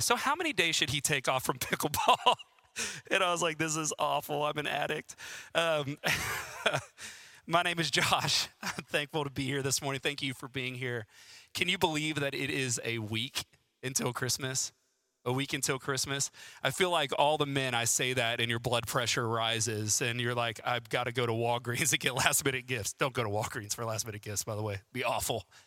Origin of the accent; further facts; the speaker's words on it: Southwest Florida, United States; now in Huntsville, United States; I grew up in Southwest Florida